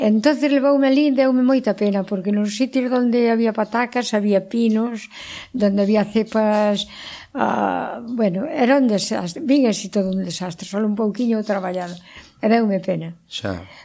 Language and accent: Galician; Nogueira de Miño, Galicia, Spain; now in Pincelo, Spain; eu son de Nogueira.